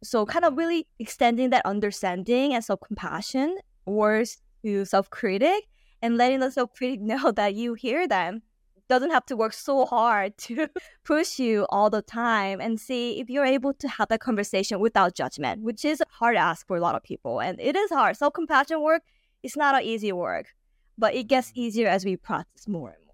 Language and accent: English; California, United States; moved away; also born or lived in Texas; I grew up in California